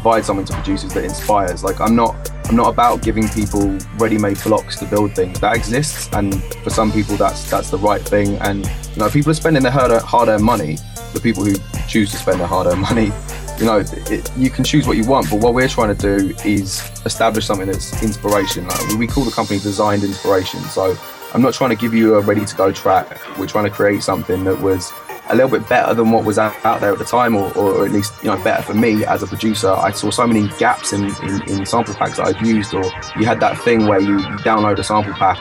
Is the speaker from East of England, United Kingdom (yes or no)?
yes; Watford, East of England, United Kingdom; moved away as an adult; also born or lived in London; now in Brighton, United Kingdom; I grew up just outside of London in Watford, like just outside Northwest